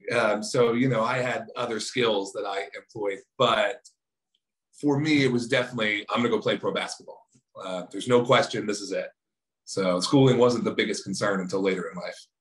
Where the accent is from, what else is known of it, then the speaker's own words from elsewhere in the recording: Titusville, Florida, United States; moved away; also born or lived in California / Maine / Baltimore; this is actually where I'm originally from. Uh, I was born in Titusville, Florida.